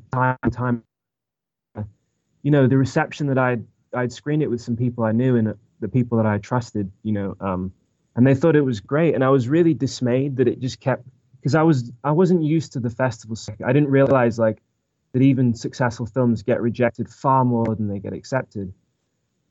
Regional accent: England, United Kingdom; also born or lived in Orange County, California; now in United States; I'm actually from England originally. And when I came to America, my dad got a job in Orange County

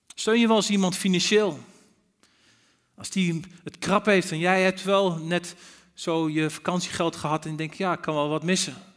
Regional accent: Netherlands; als Nederlanders

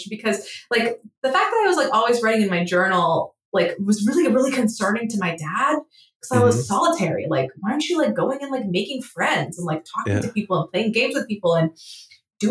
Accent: Southern California, United States; also born or lived in Egypt; now in Nashville, United States; I grew up around in Southern California

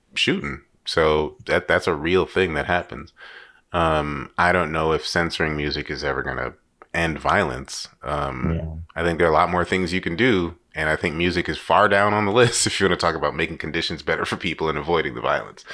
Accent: New York, United States; I'm from New York

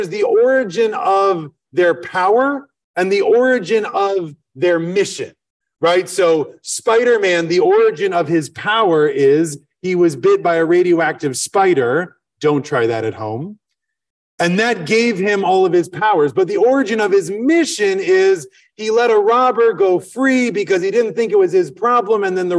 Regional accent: Madison, Wisconsin, United States; I'm from Madison, Wisconsin. Right? That is a big part of who I am, even though, by the way, I wasn't born there. I lived somewhere else until I was six.

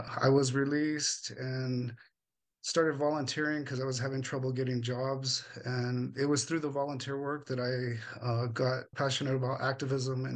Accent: Albuquerque, New Mexico, United States; I am a native to Albuquerque, New Mexico. I grew up here in the South Valley

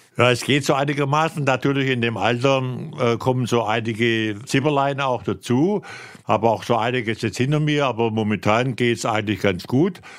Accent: Swabia, Germany; moved away as an adult; now in Rhineland, Germany; ich bin ja als Schwabe 1964 ins Rheinland gekommen und habe mich hier sehr gut eingelebt.

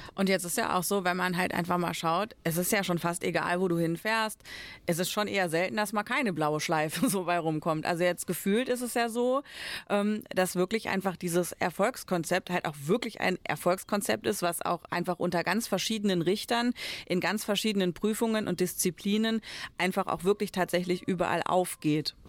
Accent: Germany; bei uns in Deutschland

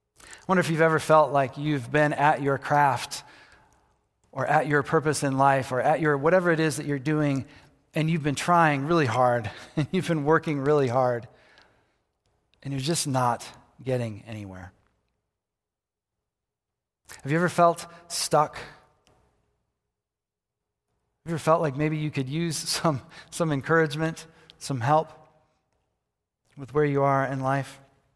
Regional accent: Michigan, United States; also born or lived in Colorado; I just felt called back to my hometown, back to Michigan. I was living in Colorado, felt called back to Michigan. And so I moved back to Michigan

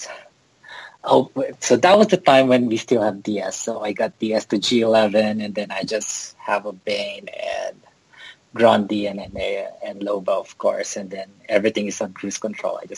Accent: Philippines; now in Texas, United States; I am in Texas, but I'm originally from the Philippines.

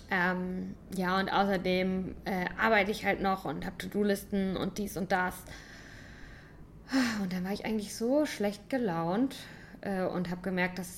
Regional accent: St. Leon-Rot, Baden-Württemberg, Germany

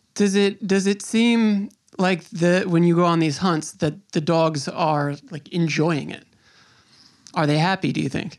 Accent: Long Island, New York, United States; I grew up on Long Island

